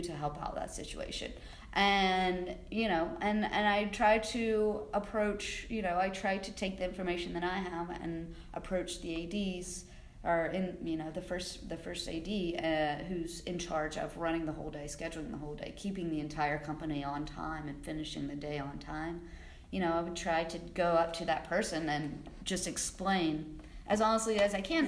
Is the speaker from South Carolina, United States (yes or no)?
yes; South Carolina, United States; moved away as an adult; also born or lived in Georgia / New Orleans; now in New York City, United States; I grew up in South Carolina, and that's where I started working